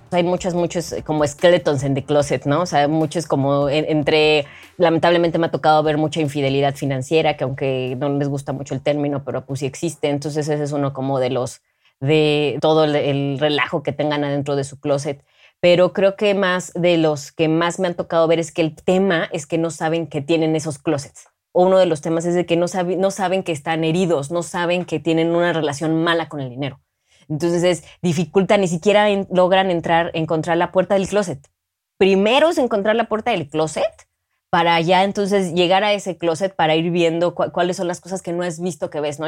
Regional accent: Mexico; represento a México siendo una gran ciudadana

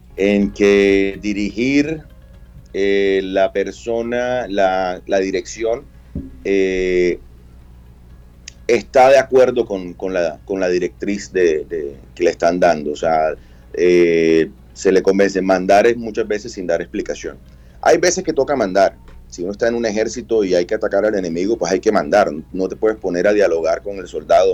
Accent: Barranquilla, Atlántico, Colombia; la identidad cultural que nos da a nosotros como barranquilleros

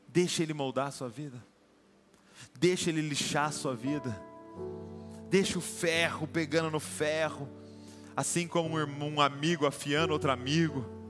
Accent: Brazil

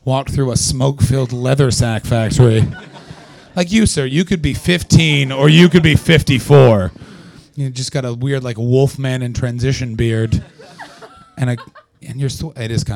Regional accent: Canada; moved away; I'm from Canada

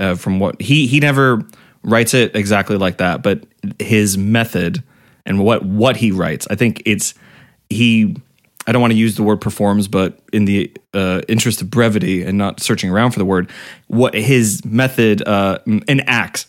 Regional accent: Massachusetts, United States; I grew up in Massachusetts

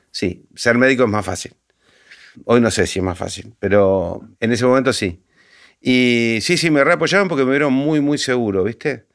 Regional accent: Argentina; now in Buenos Aires, Argentina; mi pueblo

